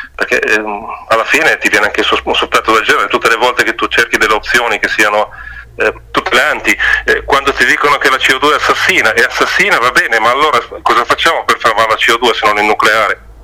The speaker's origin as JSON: {"language": "Italian", "area": "Piacenza area", "region": "Emilia-Romagna", "country": "Italy", "tie": "born or raised there", "also_born_or_lived": "Val Trebbia", "said": "io sono originario di Piacentino"}